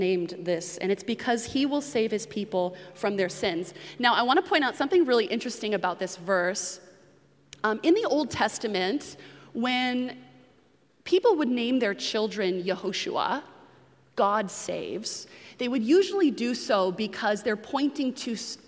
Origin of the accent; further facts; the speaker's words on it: New England, United States; moved away; I grew up in New England